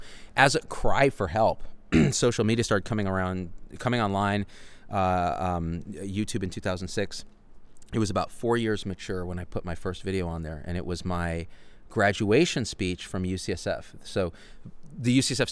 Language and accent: English; Clovis, California, United States; I grew up in Clovis, California